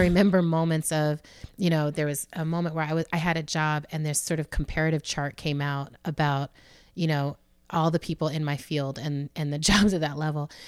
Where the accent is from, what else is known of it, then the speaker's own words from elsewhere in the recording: United States; as an American